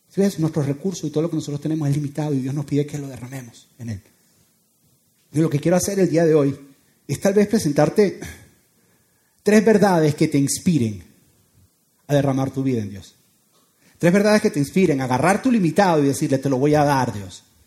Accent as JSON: {"language": "Spanish", "country": "Venezuela", "moved": "yes"}